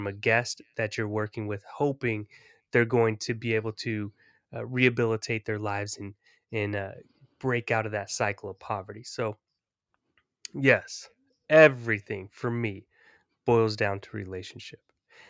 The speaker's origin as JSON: {"language": "English", "region": "California", "country": "United States", "tie": "born or raised there", "said": "So, you know, for me, growing up in the Bay Area, in a time when gang culture was highly prevalent"}